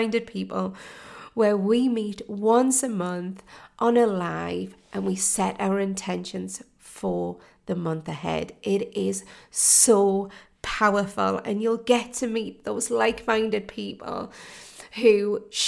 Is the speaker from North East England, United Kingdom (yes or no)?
yes; Geordie, North East England, United Kingdom; accent: Geordie; my Geordie accent